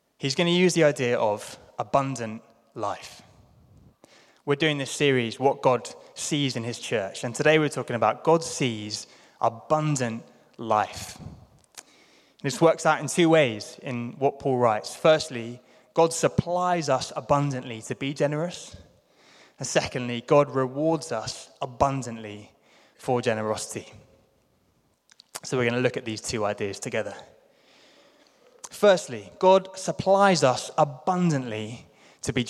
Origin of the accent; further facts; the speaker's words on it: London, United Kingdom; I grew up in London